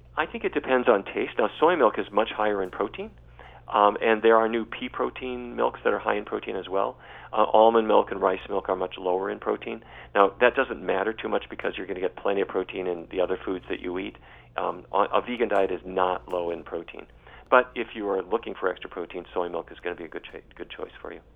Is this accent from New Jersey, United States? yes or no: no; North Dakota, United States; I grew up in North Dakota